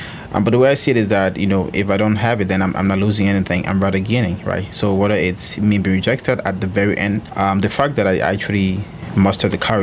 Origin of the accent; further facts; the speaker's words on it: Liberia; moved away; I'm originally from Liberia